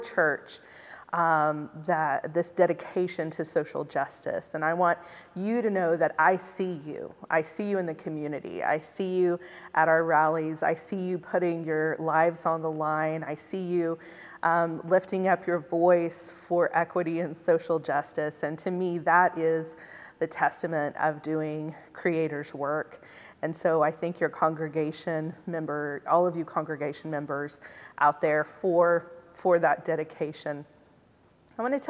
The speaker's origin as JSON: {"language": "English", "region": "Oklahoma", "country": "United States", "said": "I was from Oklahoma, but I attend here at Cottey"}